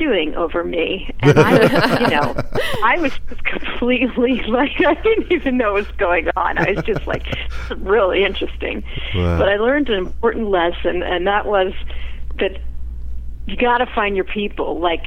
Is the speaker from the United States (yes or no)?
yes; Philadelphia, Pennsylvania, United States; moved away as an adult; also born or lived in New York City; now in Los Angeles, United States; I grew up in Philly